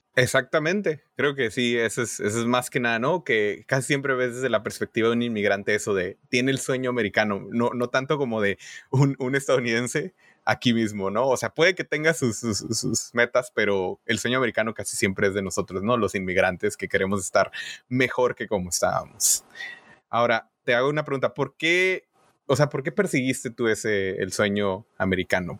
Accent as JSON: {"language": "Spanish", "town": "Tijuana", "region": "Baja California", "country": "Mexico", "moved": "as an adult", "lives_now": "United States", "said": "yo soy de Tijuana"}